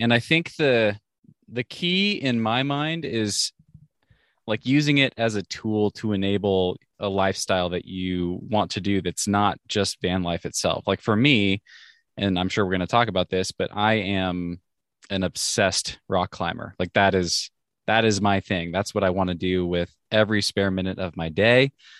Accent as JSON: {"language": "English", "region": "Pacific Northwest", "country": "United States", "tie": "born or raised there", "said": "So I'm 32 years old now. I grew up in the Northwest and had a very normal upbringing"}